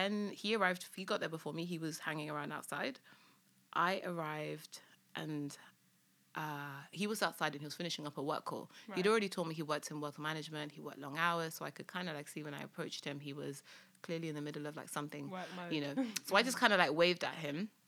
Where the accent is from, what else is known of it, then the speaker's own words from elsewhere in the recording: London, United Kingdom; also born or lived in Lagos, Nigeria; I was born in London and grew up in London, but my family decided we were gonna move there for a few years